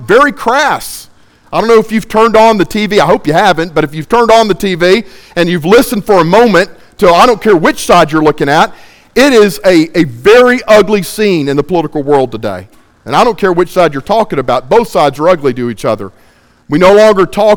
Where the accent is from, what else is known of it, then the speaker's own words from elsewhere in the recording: Baytown, Texas, United States; I am from Baytown, Texas